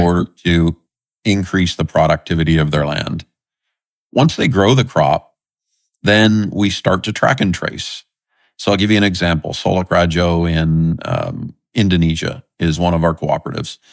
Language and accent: English; southern Nova Scotia, Canada; I love growing up in Nova Scotia. It's, uh, the area I grew up in is the, the south, southern tip of Nova Scotia